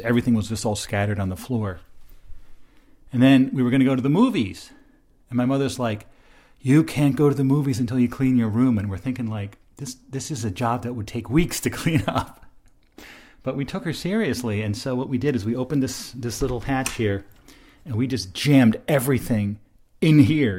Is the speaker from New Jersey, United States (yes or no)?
yes; Martinsville, New Jersey, United States; I grew up in Martinsville